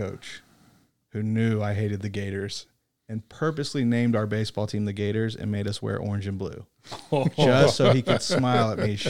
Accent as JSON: {"language": "English", "region": "Florida", "country": "United States", "accent": "North Florida", "lives_now": "Little Rock, United States", "said": "North Florida. Okay. Apparently, I have a very distinct North Florida accent."}